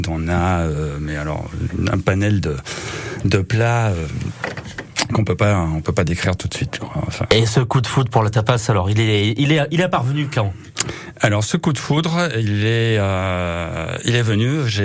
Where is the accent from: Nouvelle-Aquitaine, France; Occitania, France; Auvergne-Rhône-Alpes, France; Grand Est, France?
Auvergne-Rhône-Alpes, France; Clermont-Ferrand; also born or lived in Madrid (parents' origin); Mes parents sont de Madrid. Moi, je suis né à Clermont, mais bon, on est d'origine espagnole.